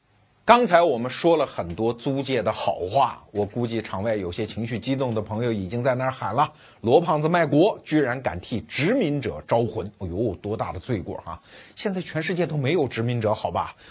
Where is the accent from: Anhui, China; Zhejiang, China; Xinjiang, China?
Anhui, China; Wuhu; 我老家安徽芜湖